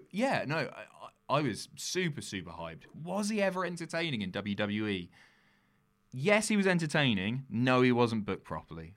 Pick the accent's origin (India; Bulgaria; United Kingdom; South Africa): United Kingdom; also born or lived in London; now in North of England, United Kingdom; I'm from an island right at the bottom of the UK